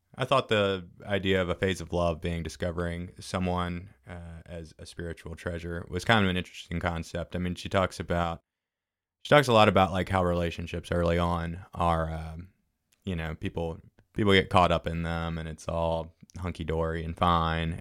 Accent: Fairhope, Alabama, United States; moved away; I grew up in Fairhope, moved away for a while.

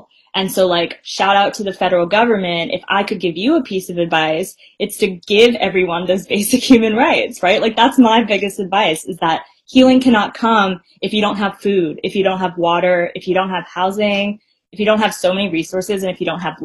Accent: Bay Area, California, United States; being someone who was raised in the Bay Area

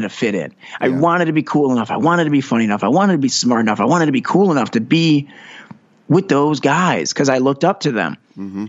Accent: Detroit, Michigan, United States; moved away as an adult; now in Los Angeles, United States; growing up in Metro Detroit, I was I always joke, you know, I grew up on a street named Carroll Street

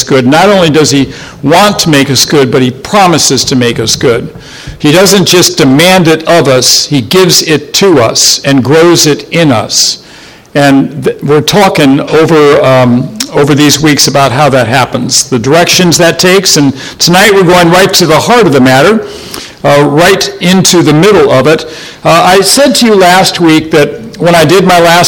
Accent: Ohio, United States; moved away; where I grew up over in Ohio

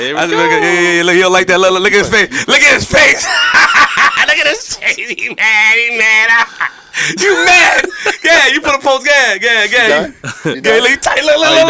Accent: Queens, New York, United States; Nobody not put me in perspective. I'm from Queens.

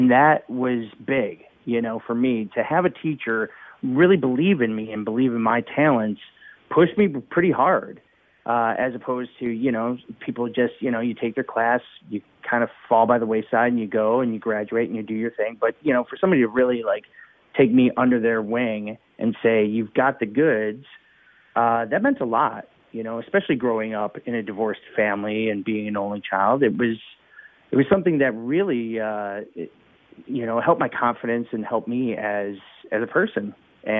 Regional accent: Chicago, Illinois, United States; I was born here in Chicago in the early 70s. And, I was born on the north side of Chicago

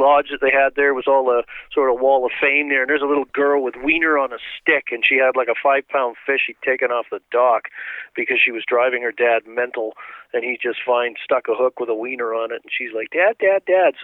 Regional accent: Vancouver Island, British Columbia, Canada; born or raised there; also born or lived in England / Chilliwack, British Columbia

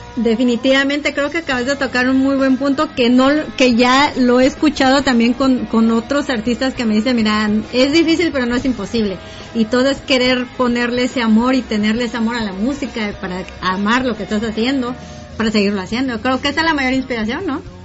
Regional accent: Guatemala; la música con la que yo crecí en Guate

